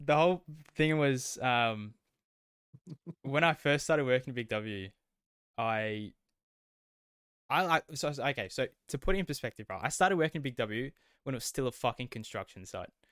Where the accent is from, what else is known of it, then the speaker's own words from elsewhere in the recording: west of Melbourne, Victoria, Australia; accent: Australian; we are Australian. Um, we both grew up, uh, west of Melbourne